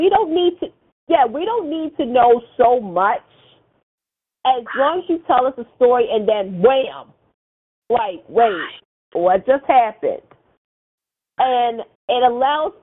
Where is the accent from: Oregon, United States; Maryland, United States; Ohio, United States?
Maryland, United States; Baltimore; my hometown of Baltimore, Maryland